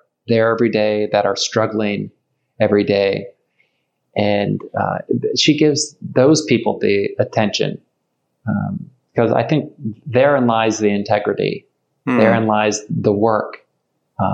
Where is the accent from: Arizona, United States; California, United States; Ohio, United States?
Ohio, United States; I'm from Ohio